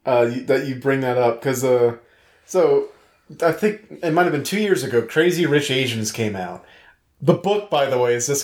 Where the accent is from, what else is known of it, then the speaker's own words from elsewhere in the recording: New York, United States; I was born and raised in New York.